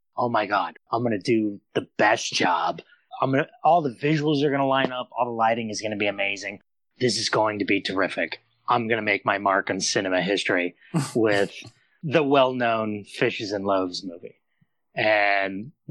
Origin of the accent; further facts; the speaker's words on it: Phoenix, Arizona, United States; moved away as an adult; now in Los Angeles, United States; Phoenix, born and raised in Phoenix.